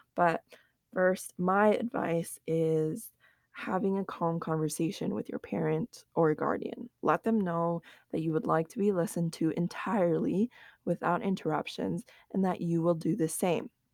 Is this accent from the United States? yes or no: yes; United States; growing up, especially in America